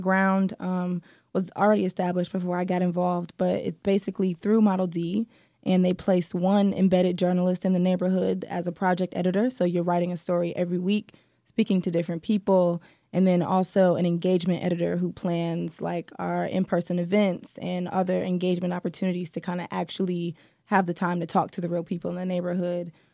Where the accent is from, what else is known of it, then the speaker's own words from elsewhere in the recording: Detroit, Michigan, United States; I was born and raised here, and I'm so happy to be back in writing for the city